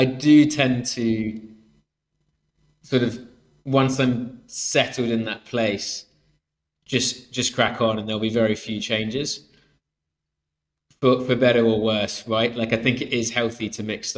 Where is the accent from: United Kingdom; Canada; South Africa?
United Kingdom; Swansea, Wales; I grew up in Swansea